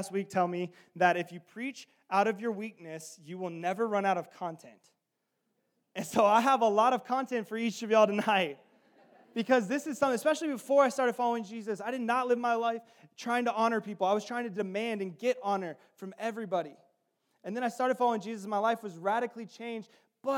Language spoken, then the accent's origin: English; the South, United States; I'm from the South